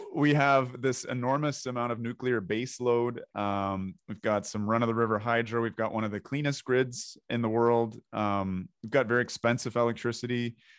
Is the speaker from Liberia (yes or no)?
no; Ontario, Canada; we're both from Ontario